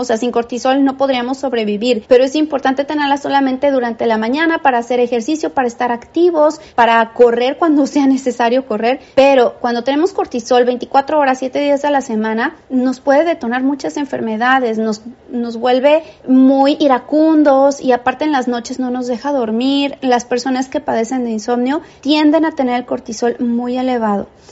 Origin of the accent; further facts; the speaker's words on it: Mexico; los que somos mexicanos